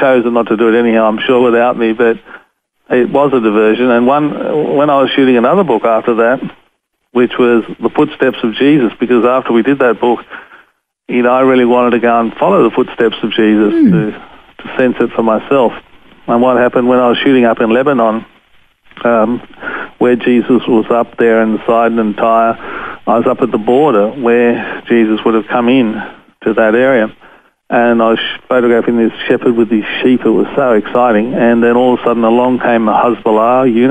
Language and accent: English; Australia; I'm from Australia, I'm a photographer